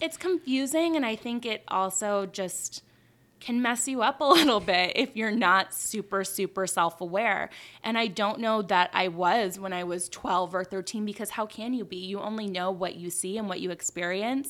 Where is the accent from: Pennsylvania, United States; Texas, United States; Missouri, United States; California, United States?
California, United States; Beverly Hills; moved away; I grew up in Beverly Hills.